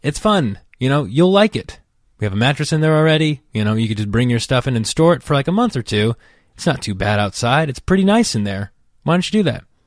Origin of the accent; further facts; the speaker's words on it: outside Yosemite National Park, California, United States; moved away as an adult; also born or lived in Los Angeles, United States; I grew up outside of Yosemite National Park